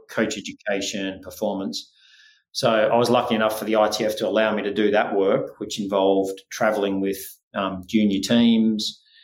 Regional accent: Australia; accent: Australian; also born or lived in Scotland / Spain; born in Scotland, um, but spent my life for the most part in Australia, albeit there was four years there where I went back to Spain to live

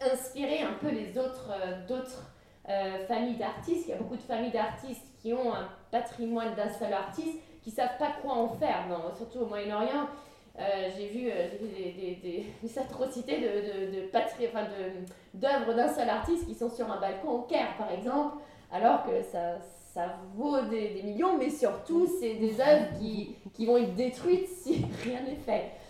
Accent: France; also born or lived in Dubai; en tant que Française et Européenne

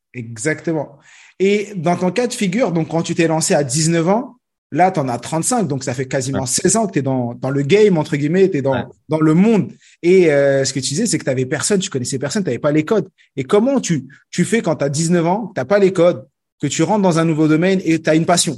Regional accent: France; je suis né en France

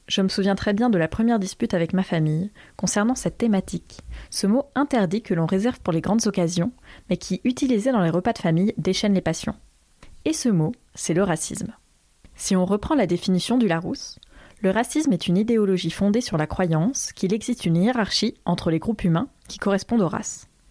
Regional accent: Limousin, Nouvelle-Aquitaine, France; Ça remonte à mes 12 ans, quand avec ma famille, on a déménagé d'une ville de la Diagonale du Vide vers une autre ville, toujours dans la Diagonale du Vide. Et c'est dans un collège du Limousin

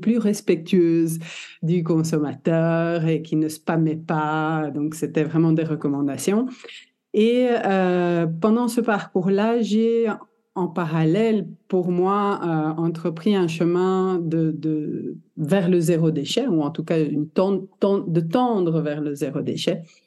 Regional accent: Belgium; also born or lived in Italy (ancestry); je suis italienne de... génétiquement, on va dire. Née en Belgique

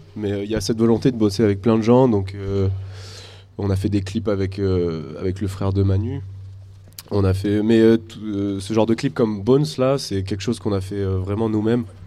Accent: Angoulême, Nouvelle-Aquitaine, France; je viens d'Angoulême aussi

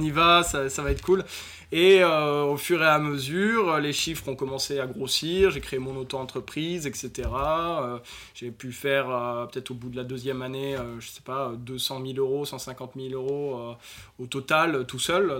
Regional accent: Nord, near Lille, Hauts-de-France, France; je suis d'origine du Nord, à Hasbrook pour ceux à qui ça parle, du Nord de la France au Nord de l'île

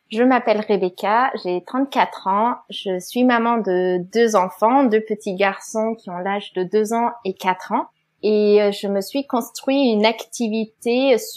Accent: Germany; French is a second language; euh, Je suis allemande, on l'entend peut-être un petit peu. J'ai fait des études binationales en Allemagne et en France

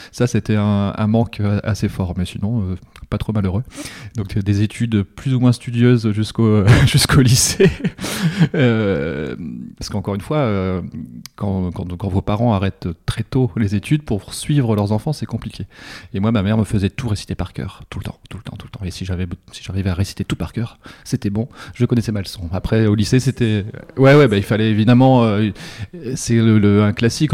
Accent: Pas-de-Calais, Canche valley, Hauts-de-France, France; je viens du Pas-de-Calais, vraiment de, alors pas des mines, mais une cinquantaine de bornes, euh, la vallée de la Canche

